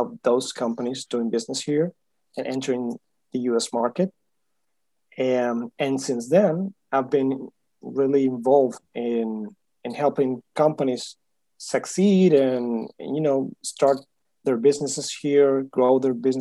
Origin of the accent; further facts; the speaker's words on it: Huelva, Andalusia, Spain; moved away as an adult; now in Miami, United States; I'm from Spain. I was born in Huelva, a city close to Seville